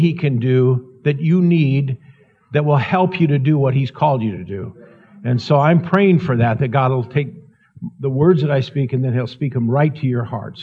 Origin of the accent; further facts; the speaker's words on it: Montana, United States; I'm in Northern Idaho, and I'm from Montana